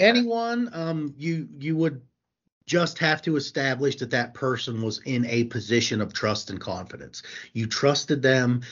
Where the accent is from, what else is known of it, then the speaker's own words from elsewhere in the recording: Morgantown, West Virginia, United States; moved away as an adult; also born or lived in Buckhannon, West Virginia; I'm from Morgantown, so we wanted, decided to come back home